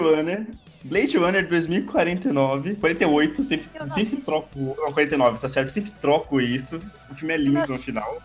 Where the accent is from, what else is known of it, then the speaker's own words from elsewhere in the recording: Brazil; eu sou brasileiro